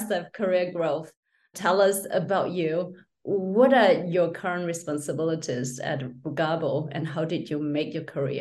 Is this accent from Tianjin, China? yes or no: no; Shenzhen, Guangdong, China; moved away; my hometown, Shenzhen